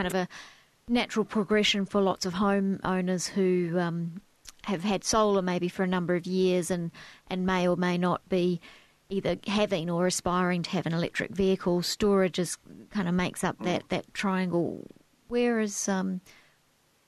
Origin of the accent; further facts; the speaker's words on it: New Zealand; now in Australia; I'm from New Zealand as well